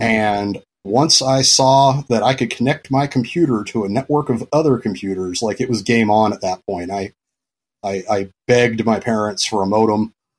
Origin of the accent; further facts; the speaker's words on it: California, United States; moved away as an adult; also born or lived in Florida / Pacific Northwest; when I was a little kid, my parents moved to California. And then I was in California until my early twenties